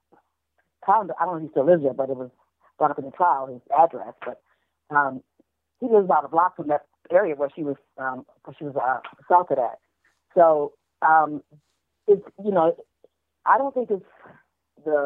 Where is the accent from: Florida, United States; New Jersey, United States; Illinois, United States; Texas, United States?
Illinois, United States; Chicago; now in Los Angeles, United States; Chicago, my hometown